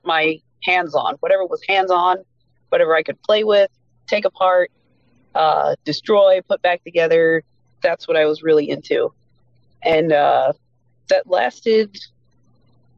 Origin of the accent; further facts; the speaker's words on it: Exeter, Pennsylvania, United States; moved away as an adult; also born or lived in Reading, Pennsylvania; now in Maryland, United States; We moved to Exeter, Pennsylvania. That's where I was raised. That's where I grew up.